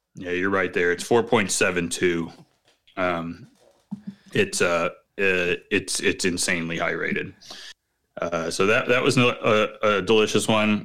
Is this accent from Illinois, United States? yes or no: yes; Chicago, Illinois, United States; as a Chicagoan